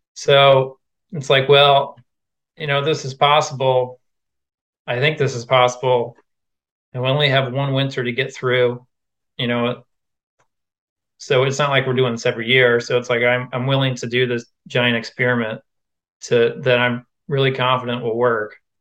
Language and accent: English; Quincy, Illinois, United States; moved away as an adult; also born or lived in Iowa; I went to junior college in my hometown of Quincy, Illinois